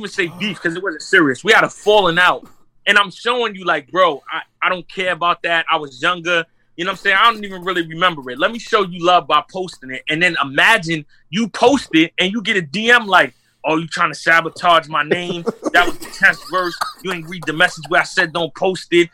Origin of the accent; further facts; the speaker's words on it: Corona, United States; I'm from Corona